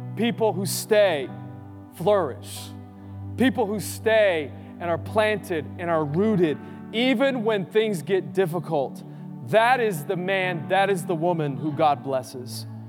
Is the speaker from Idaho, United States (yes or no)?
yes; Boise, Idaho, United States; growing up in Boise